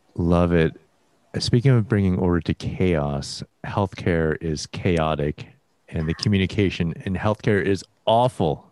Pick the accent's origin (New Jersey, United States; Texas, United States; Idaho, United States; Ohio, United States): Texas, United States; Houston; also born or lived in north of Chicago, Illinois; So I lived there for the first like seven years of my life, then nice. moved to Houston, Texas